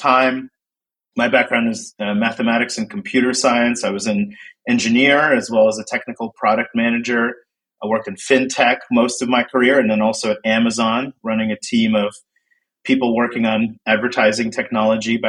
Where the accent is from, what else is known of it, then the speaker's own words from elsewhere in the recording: New Jersey, United States; I grew up in Central Jersey